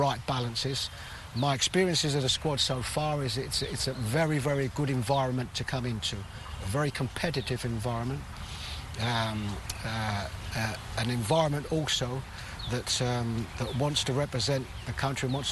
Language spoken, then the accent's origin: English; London, United Kingdom; I was born and brought up in London, England